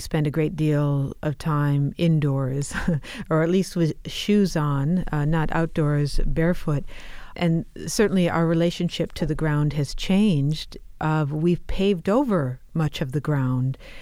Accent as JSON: {"language": "English", "region": "Midwest", "country": "United States", "tie": "born or raised there", "said": "I grew up in the Midwest"}